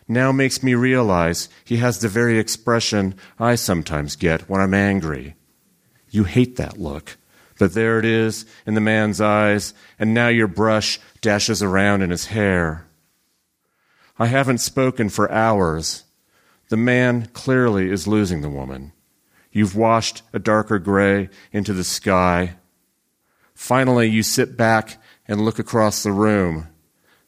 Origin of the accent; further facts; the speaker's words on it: Central Valley of California, United States; I grew up in the Central Valley of California and still live there